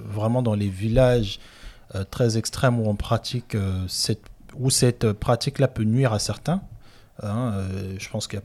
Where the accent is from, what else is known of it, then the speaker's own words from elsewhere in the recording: Republic of the Congo; Voilà, chez moi au Congo, en Afrique centrale, au Gabon, Angola, je connais aussi, Kinshasa aussi.